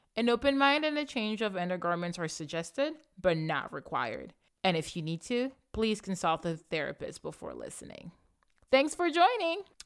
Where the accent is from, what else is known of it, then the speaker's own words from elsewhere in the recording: Libreville, Estuaire, Gabon; born and raised in Libreville, Gabon, just like I was